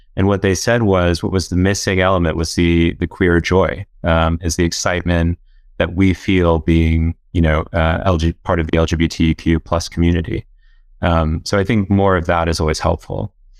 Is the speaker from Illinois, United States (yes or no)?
no; Orlando, Florida, United States; moved away as an adult; also born or lived in South Carolina / Oxford; I'm from Orlando, Florida, originally